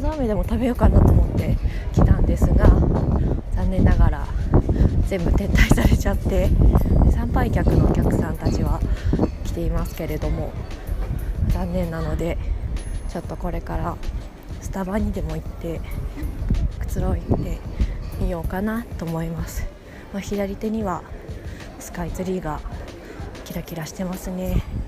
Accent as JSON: {"language": "Japanese", "region": "Tokyo", "country": "Japan", "tie": "born or raised there", "said": "私は小さい時から浅草で育ちまして"}